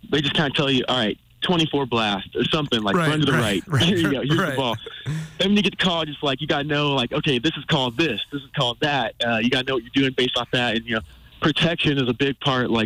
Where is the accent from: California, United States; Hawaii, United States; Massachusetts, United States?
California, United States; moved away; We're both from Cali